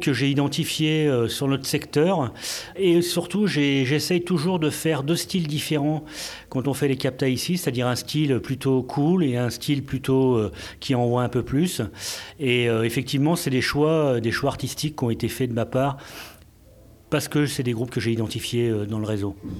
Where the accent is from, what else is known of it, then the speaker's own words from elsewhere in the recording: Grenoble, Auvergne-Rhône-Alpes, France; moved away as an adult; now in Beauvais, France; je suis de Grenoble